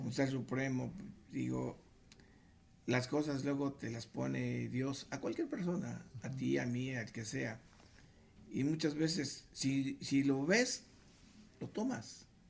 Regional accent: Mexico City, Mexico; éramos del DF.

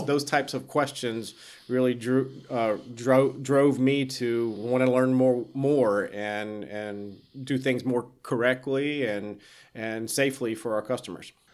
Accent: South Carolina, United States; moved away; I grew up in South Carolina

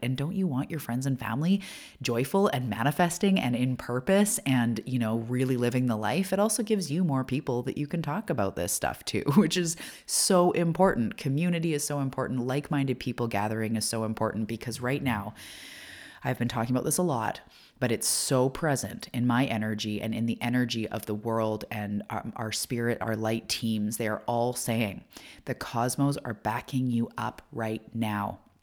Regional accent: Canada; I am a Canadian. I live on the west coast of Canada

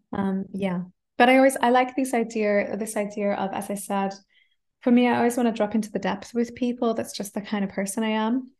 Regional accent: Adelaide, South Australia, Australia; first language English; moved away as an adult; now in Germany; I grew up in Australia speaking English and just English

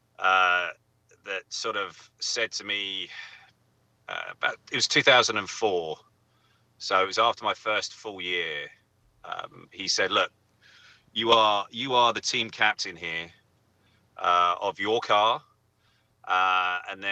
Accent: England, United Kingdom; I'm English

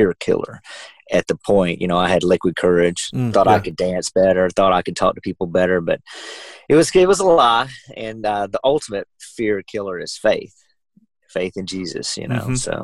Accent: Georgia, United States; I'm a pretty musical family growing up in Georgia

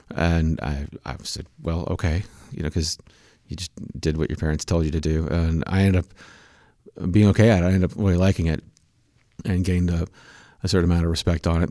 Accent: Manhattan, Kansas, United States; I grew up in Manhattan, Kansas

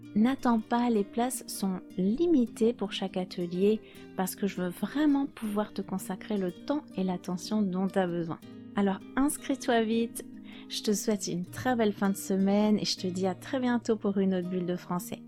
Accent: France; je suis française

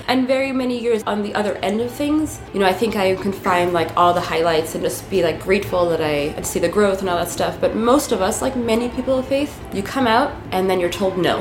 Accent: New York City, New York, United States; English is a second language; In New York City, in Queens

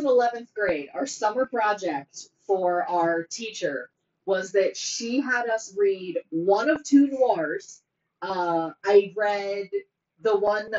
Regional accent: Pennsylvania, United States; we are white people from Pennsylvania

